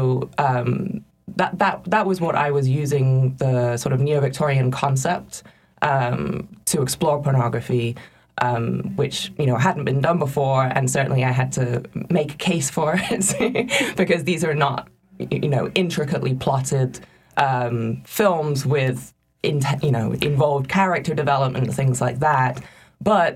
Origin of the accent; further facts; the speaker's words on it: England, United Kingdom; moved away as an adult; I grew up in England